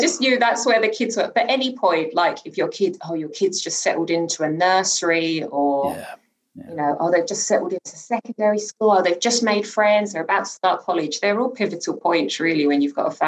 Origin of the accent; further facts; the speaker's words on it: London, United Kingdom; also born or lived in Newham; I grew up in Hackney in particular